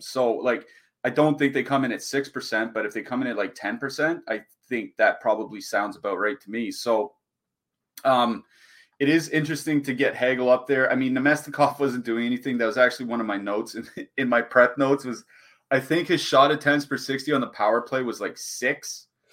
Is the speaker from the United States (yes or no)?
no; Canada; as a Canadian